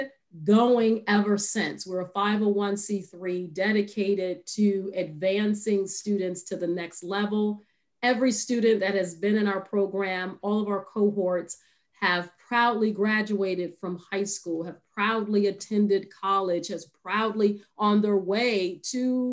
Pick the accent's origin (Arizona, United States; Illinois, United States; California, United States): Illinois, United States; Chicago; growing up in the South Side of Chicago